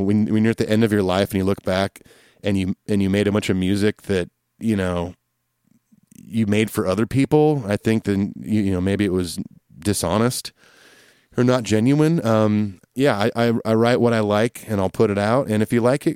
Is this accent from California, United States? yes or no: yes; California, United States; Growing up in California, getting into punk rock, reggae, and ska music